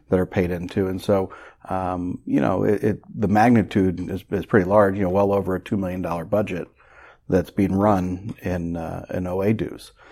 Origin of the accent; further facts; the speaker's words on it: Carmel, Indiana, United States; when I grew up in Carmel, Carmel was twenty-five thousand people